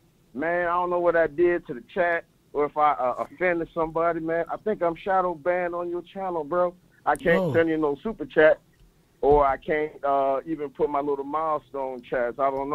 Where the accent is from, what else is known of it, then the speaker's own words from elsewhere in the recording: South Florida, United States; I'm from South Florida